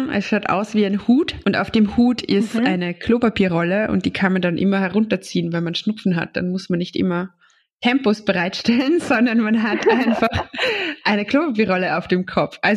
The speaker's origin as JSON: {"language": "German", "country": "Austria", "said": "die es vielleicht bei uns in Österreich noch nicht so gibt?"}